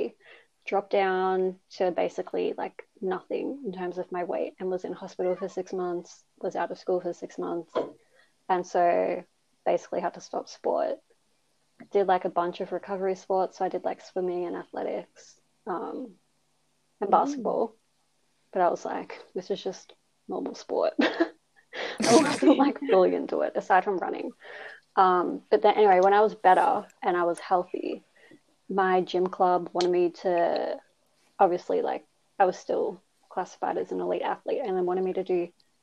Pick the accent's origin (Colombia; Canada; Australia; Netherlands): Australia; Melbourne, Victoria; I grew up in Melbourne, Australia, same as Eliza and Sarah